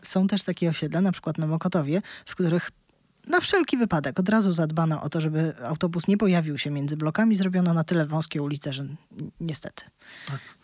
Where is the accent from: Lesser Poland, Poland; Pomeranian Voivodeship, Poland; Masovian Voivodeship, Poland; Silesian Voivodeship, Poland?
Masovian Voivodeship, Poland; Warsaw; ja się urodziłam w Warszawie, całe życie tutaj mieszkam